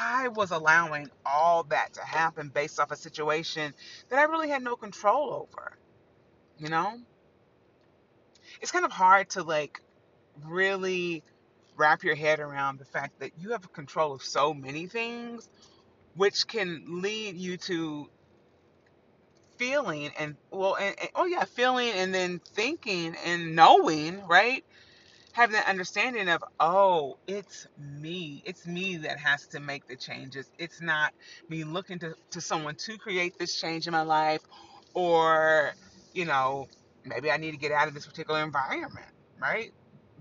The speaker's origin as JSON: {"language": "English", "town": "Evansville", "region": "Indiana", "country": "United States", "tie": "born or raised there", "also_born_or_lived": "Huntsville", "moved": "as an adult", "lives_now": "New York City, United States", "said": "I grew up in Evansville"}